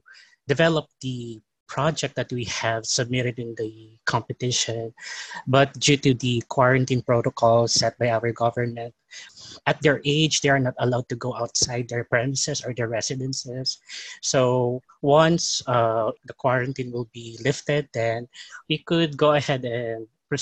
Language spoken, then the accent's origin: English; Philippines; Hello, we are from the Philippines